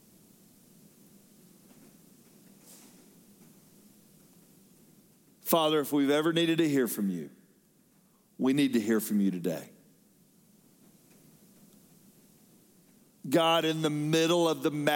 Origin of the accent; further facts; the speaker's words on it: Fayetteville, Georgia, United States; when I was growing up in Fayetteville, Georgia, we were out in the country a little bit